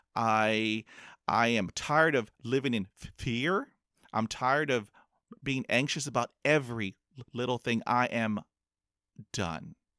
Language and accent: English; Corpus Christi, Texas, United States; I was b, b, b, b, born in, um, Corpus Christi, Texas